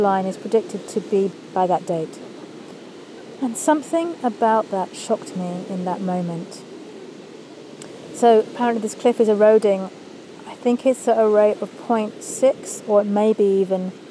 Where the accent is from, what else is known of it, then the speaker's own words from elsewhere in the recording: Kent, South East England, United Kingdom; she met my English dad there in Eastbourne, and they moved inland, and I grew up in Kent